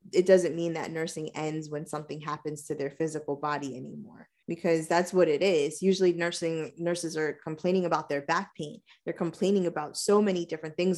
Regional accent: New York, United States; right here in my hometown.

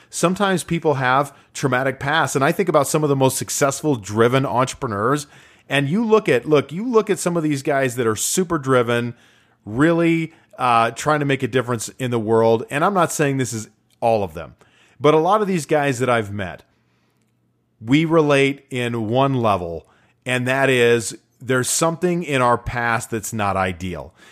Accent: Utah, United States; live in my home state of Utah

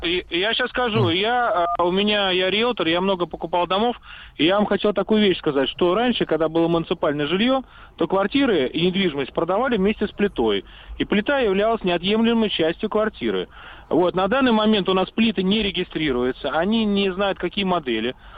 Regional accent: Moscow, Russia; moved away; Я родился в Москве и жил в Москве вот 48 лет

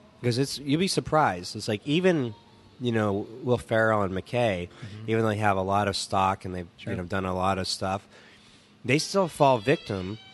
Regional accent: Southern California, United States; moved away as an adult; now in Portland, United States; I was pretty much born and raised in Southern California

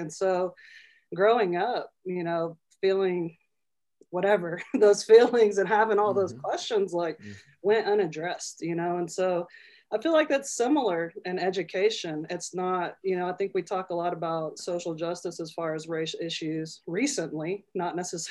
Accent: Oklahoma, United States; moved away as an adult; now in Denver, United States; I hail from Indian country, Oklahoma, but I've been here for about 11 years or so.

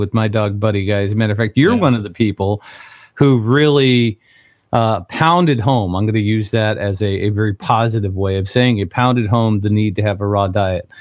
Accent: New York, United States; I grew up in New York

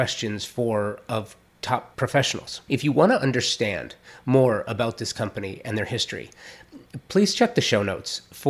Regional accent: Los Angeles, California, United States; I'm a native Angeleno, born and raised in Los Angeles, the Valley, to be more specific

